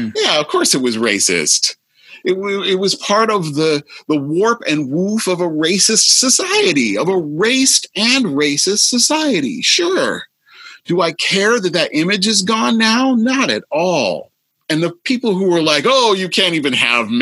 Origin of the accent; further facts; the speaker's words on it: the Midwest, Iowa, United States; I grew up in the Midwest.